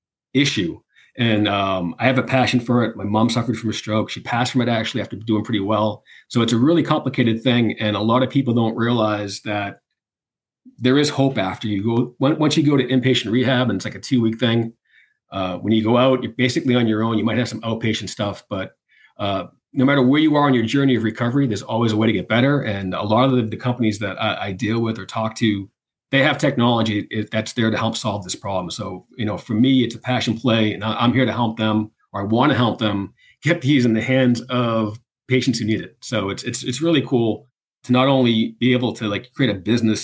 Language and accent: English; Boston, Massachusetts, United States; I'm from Boston